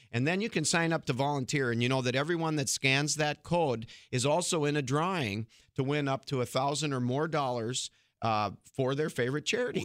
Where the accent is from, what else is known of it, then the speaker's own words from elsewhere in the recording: Fargo, North Dakota, United States; I'm actually originally from Fargo